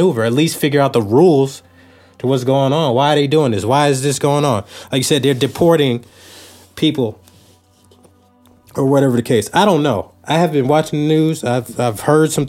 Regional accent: United States; we are American citizens

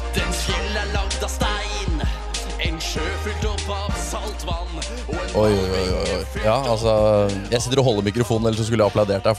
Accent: Moss, Østfold, Norway; Jeg er fra Moss

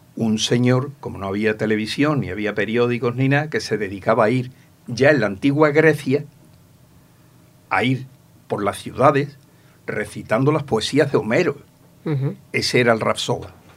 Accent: Ronda, Andalusia, Spain; moved away as an adult; now in Manilva, Spain; porque yo me vine de Ronda, que yo soy natural de Ronda. Eh, me vine con 23 años

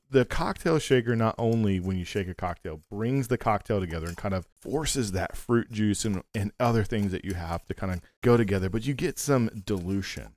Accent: United States; as an American

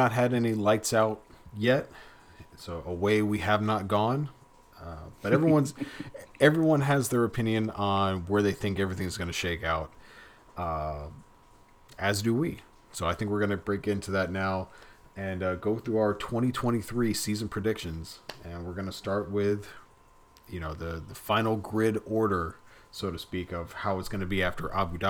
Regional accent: Florida, United States; we're South Florida guys. We grew up in Broward County.

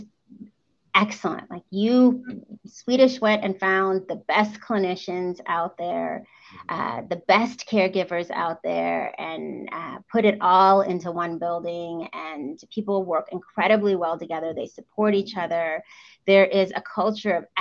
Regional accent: United States; first language English; also born or lived in Walla Walla, Washington; I immigrated to the United States when I was 3 months old. So I am probably as an immigrant, as American as it gets, seeing as I've lived a majority of my life here and I actually only speak English

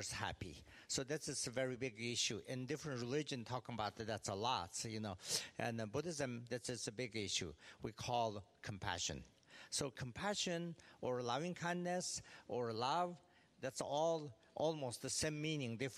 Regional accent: Tibet, China; also born or lived in California; now in Bloomington, United States; Regionally, of course, I'm from Tibet, but then because due to a political situation, I end up in California

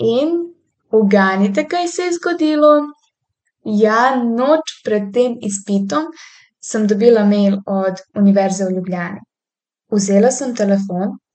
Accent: Tuzla, Federation of Bosnia and Herzegovina, Bosnia & Herzegovina; Slovenian is a second language; moved away as an adult; now in Slovenia; sem se prijavila na univerzo v svojem rojstnem mestu, opravila sem spremni izpit in postala študentka univerze v Tuzli

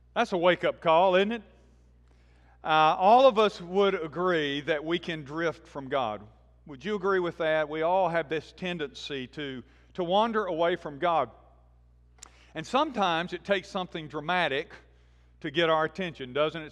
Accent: Birmingham, Alabama, United States; I grew up in Birmingham and was part of this church

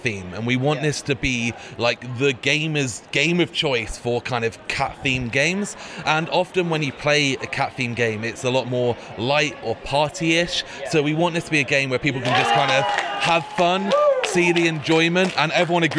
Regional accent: Bristol, South West England, United Kingdom; I'm from Bristol, which is in the southwest of England

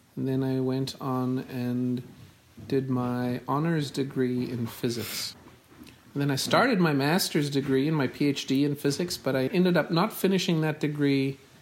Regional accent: Johannesburg, Gauteng, South Africa; now in United States; I grew up in in the city of Johannesburg, in um, mostly in a suburb called North Cliff

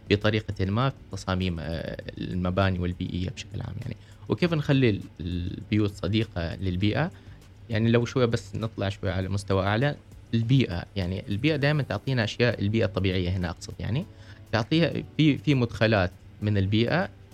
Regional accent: Oman; عندنا في عمان، في دول الخليج

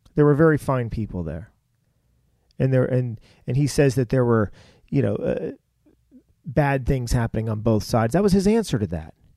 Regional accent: United States; raised in this country

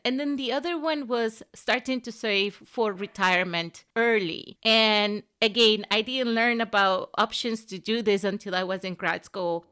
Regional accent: Venezuela; moved away as an adult; also born or lived in Southern Africa; now in United States; I grew up in Venezuela, and I was, I lived there until I was eighteen

